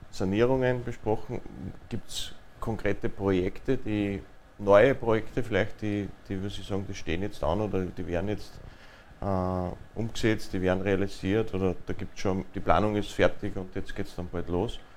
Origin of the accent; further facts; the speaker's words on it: Linz, Upper Austria, Austria; Also die A26, Sie haben schon angesprochen, betrifft mich selbst auch ja, als Linzer.